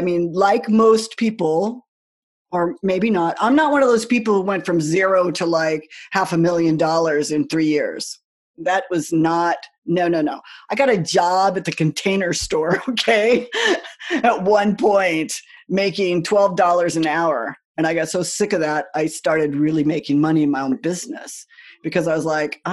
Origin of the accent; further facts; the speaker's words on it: United States; I grew up in the United States